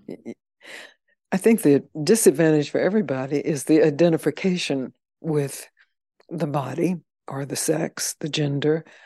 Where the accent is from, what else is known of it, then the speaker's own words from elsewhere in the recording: the South, United States; I'm from the South